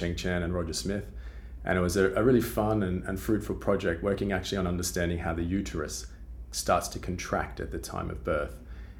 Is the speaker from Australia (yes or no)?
yes; Australia; As you can probably already tell from my accent, I'm originally from Australia.